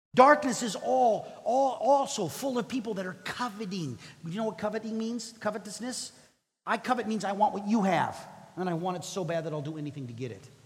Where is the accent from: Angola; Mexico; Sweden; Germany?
Mexico; English is a second language; moved away; I grew up in Mexico